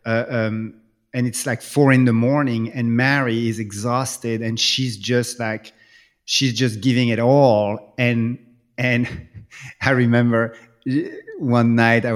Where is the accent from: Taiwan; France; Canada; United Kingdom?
France; English is a second language; moved away; when I grew up in France